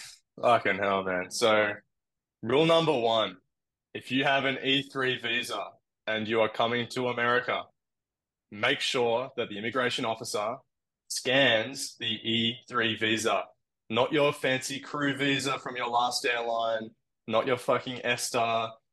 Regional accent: Australia; now in United States; But yeah, land I think being Australian is pretty favorable.

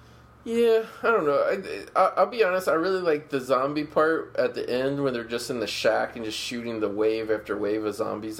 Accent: Ohio, United States; When I was a young kid growing up in Ohio

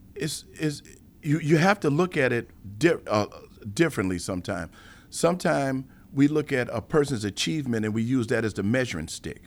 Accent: Chicago, Illinois, United States; being born and raised in Chicago

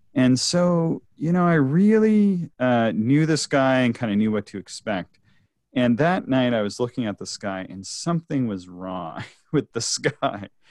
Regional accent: Nova Scotia, Canada; moved away; also born or lived in Ontario; so I come from Nova Scotia, which is traditionally a very cloudy and rainy place.

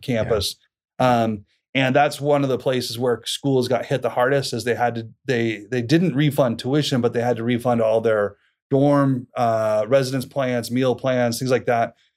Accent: Boise, Idaho, United States; also born or lived in Moscow, Idaho; born and raised in Boise down in southern Idaho

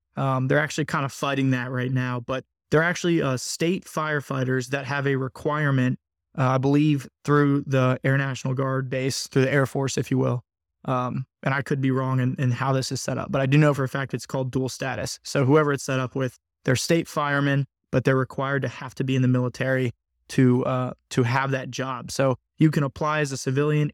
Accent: Purcellville, Virginia, United States; I actually grew up in Percival, Virginia, which isn't too far, uh, from Loudoun County

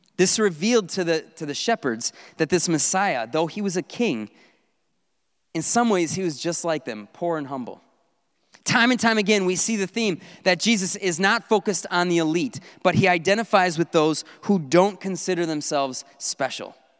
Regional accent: North Woods, United States; I grew up in the North Woods

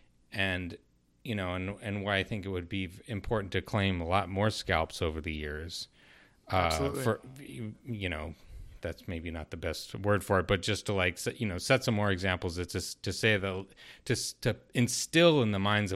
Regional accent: Southwest, United States; in the Southwest.

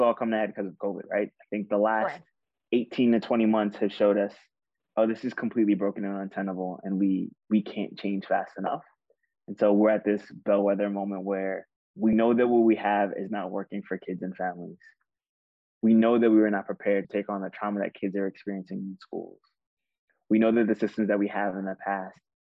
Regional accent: New York City, New York, United States; growing up in Queens

